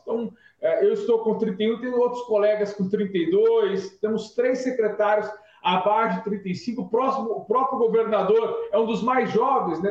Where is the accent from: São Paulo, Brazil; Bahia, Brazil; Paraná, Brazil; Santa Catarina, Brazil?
São Paulo, Brazil; Nova Granada; moved away as an adult; also born or lived in São José do Rio Preto; now in São Paulo, Brazil; Vim do interior de São Paulo, vim de Nova Granada, um pequeno município do interior noroeste paulista